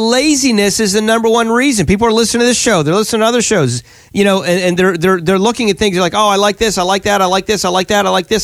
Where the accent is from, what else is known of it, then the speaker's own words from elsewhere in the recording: Pennsylvania, United States; now in Florida, United States; we're in Florida full time now. We're from Pennsylvania originally, kind of Florida full time now